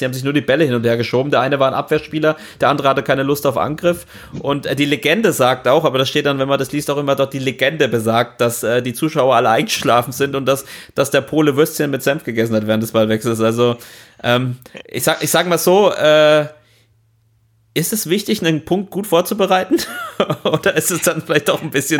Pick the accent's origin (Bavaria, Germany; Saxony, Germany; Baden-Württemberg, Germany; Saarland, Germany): Bavaria, Germany; Franconia; als Franke